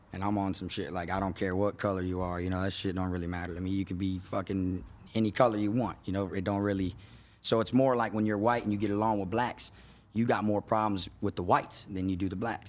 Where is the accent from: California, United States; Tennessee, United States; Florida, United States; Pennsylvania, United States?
Florida, United States; Davie; I grew up in East Side Davie, which is in Florida